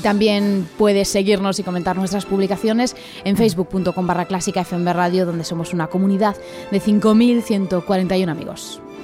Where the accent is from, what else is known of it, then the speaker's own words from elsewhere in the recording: Asturias, Spain; moved away; poder llevar la música clásica a mi tierra, aun estando tan lejos